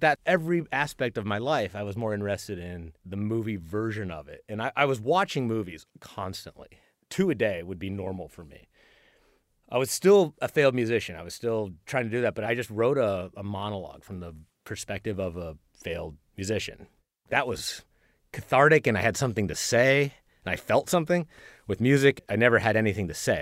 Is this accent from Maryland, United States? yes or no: no; Lawrence, Kansas, United States; moved away as an adult; also born or lived in Bronx, New York; now in Bloomington, United States; I'm from Lawrence, Kansas